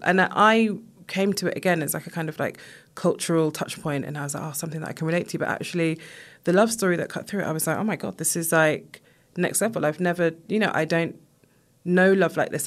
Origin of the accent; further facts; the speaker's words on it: United Kingdom; I was born here, but my family are from Jamaica